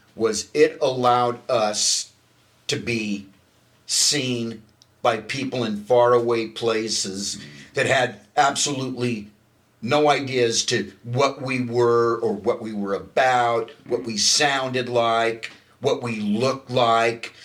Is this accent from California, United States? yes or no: yes; Hermosa Beach, California, United States; I grew up in Hermosa Beach